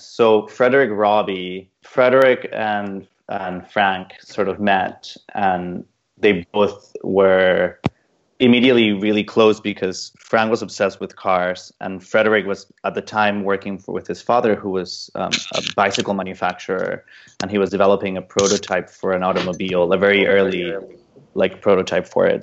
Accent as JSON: {"language": "English", "country": "Mexico", "tie": "born or raised there", "also_born_or_lived": "London", "moved": "yes", "said": "I grew up in Mexico in a in a in a very car, car culture, car centric sort of developed weird exported idea of what an American suburb was"}